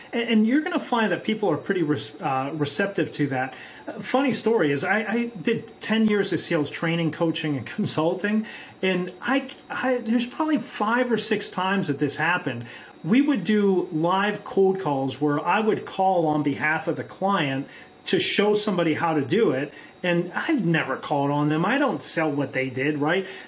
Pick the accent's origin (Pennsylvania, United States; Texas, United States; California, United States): Pennsylvania, United States; Pittsburgh; also born or lived in South America; I'm from Pittsburgh, Pennsylvania.